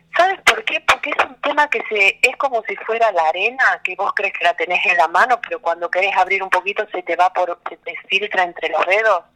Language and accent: Spanish; Tucumán, Argentina; moved away as an adult; also born or lived in Santiago del Estero; now in Buenos Aires, Argentina; yo soy tucumana de nacimiento